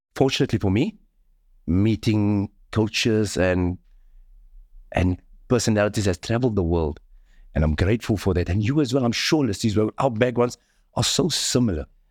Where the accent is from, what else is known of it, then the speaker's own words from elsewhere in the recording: Cape Town, Western Cape, South Africa; the community where I come from. I come from Mitchells Plain.